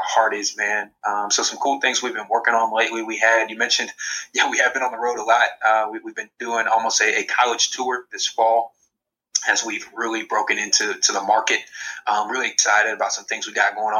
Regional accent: Columbus, Ohio, United States; originally from Columbus, Ohio. So was in my hometown

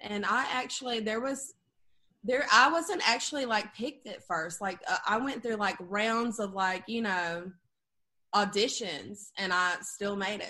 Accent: Perdido, Alabama, United States; I'm originally from Alabama. I grew up in Perdido, Alabama. It's like population 200.

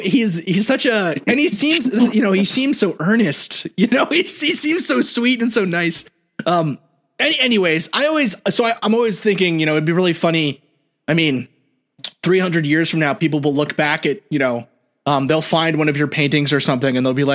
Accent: New York City, New York, United States; but I grew up in New York City. So like anything with trees is rural for me, you know?

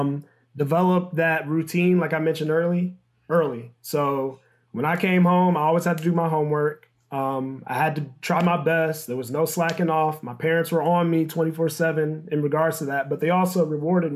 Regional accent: Michigan, United States; moved away as an adult; also born or lived in New Orleans; I'm from Michigan

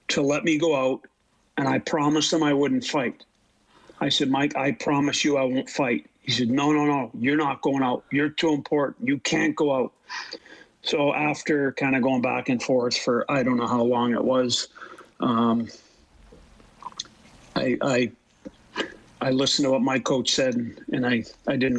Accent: Canada; being Canadian

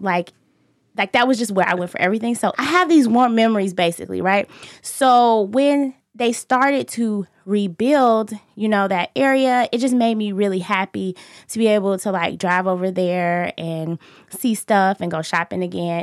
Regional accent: Chicago, Illinois, United States; I grew up in Inglewood

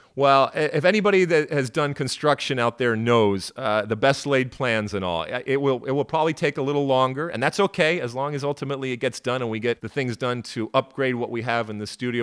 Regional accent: Midwest, United States; accent: Midwestern; my Midwestern accent

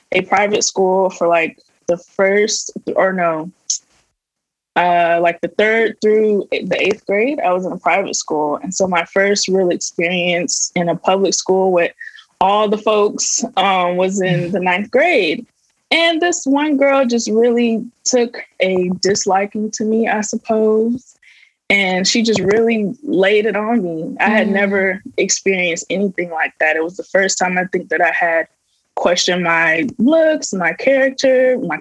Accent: Tampa, Florida, United States; I'm from Florida

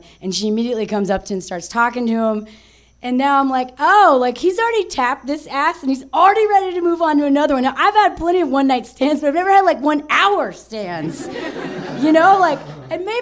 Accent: United States

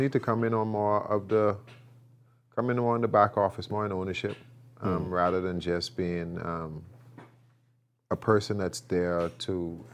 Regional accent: Bahamas; moved away; I'm from the Bahamas

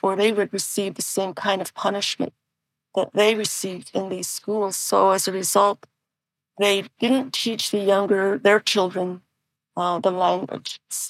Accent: United States; first language Navajo; English is a second language; Well, Navajo was my first language, and I also learned English at home because both of my parents spoke both languages fluently.

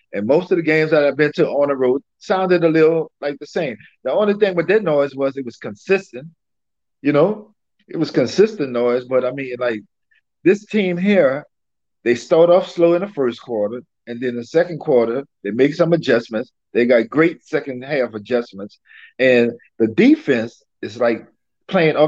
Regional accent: New Orleans, Louisiana, United States; I'm from New Orleans, right? And we follow the Saints

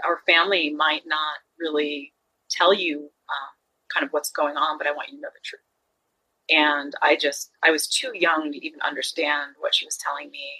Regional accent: Long Island, New York, United States; also born or lived in Jersey City, New Jersey; I was born in Jersey City, uh, which you know how I came to Long Island. It was really my grandparents moved for me

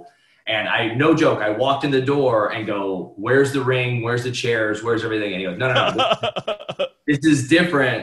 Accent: Cleveland, Ohio, United States; I grew up in Cleveland, 15 minutes away from St. Edward High School

